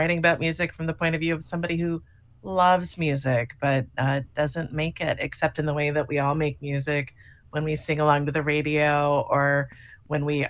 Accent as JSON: {"language": "English", "town": "Miami", "region": "Florida", "country": "United States", "tie": "born or raised there", "moved": "yes", "lives_now": "Western Massachusetts, United States", "said": "I grew up near the ocean. I grew up in Miami"}